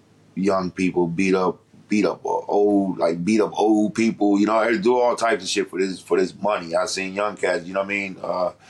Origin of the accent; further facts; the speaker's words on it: Detroit, Michigan, United States; also born or lived in Washington, D.C. / Baltimore; but I grew up in, like I said, Detroit, D.C., in the Baltimore area.